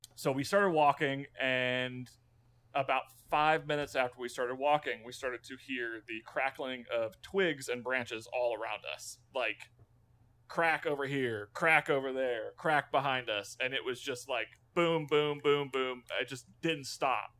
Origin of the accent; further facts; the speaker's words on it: Florida Panhandle, United States; also born or lived in Orlando, Florida / Winter Park, Florida / West Virginia; I grew up in the Panhandle, uh, spent most of my life in the Panhandle of Florida